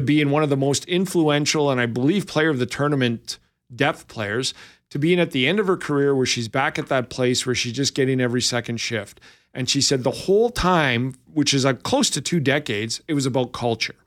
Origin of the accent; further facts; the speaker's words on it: Lethbridge, Alberta, Canada; moved away; I'm from Lethbridge